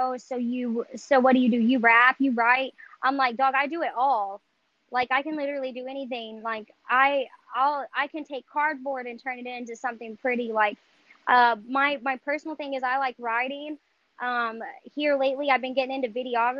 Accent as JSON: {"language": "English", "town": "North Richland Hills", "region": "Texas", "country": "United States", "tie": "born or raised there", "said": "I was born and raised in North Richland Hills"}